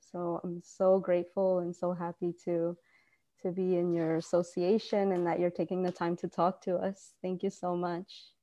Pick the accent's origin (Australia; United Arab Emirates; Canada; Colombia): Colombia; now in Gainesville, United States; Uh, originally from Colombia, um, Dave